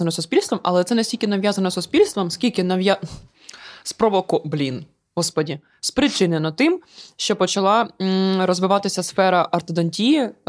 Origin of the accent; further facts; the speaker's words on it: Ukraine; коли комусь пишу в підтримку і якось, типу, фігурує те, що я з України